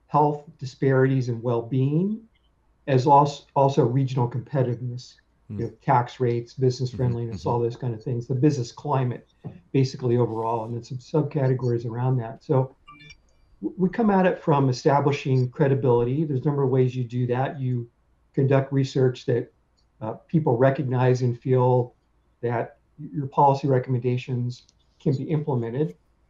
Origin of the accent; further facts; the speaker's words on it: outside of Columbus, Ohio, United States; moved away as an adult; also born or lived in Omaha, Nebraska / Philadelphia / Baltimore / Los Angeles; I grew up outside of Columbus, Ohio. I consider myself a Heartland person